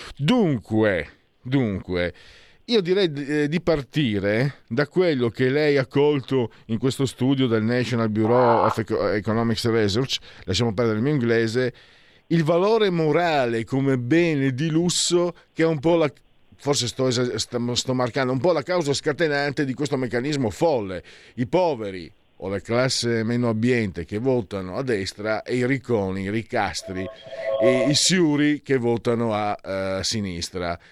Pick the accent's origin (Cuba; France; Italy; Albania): Italy; now in Milan, Italy; vengo dal Friuli, Veneto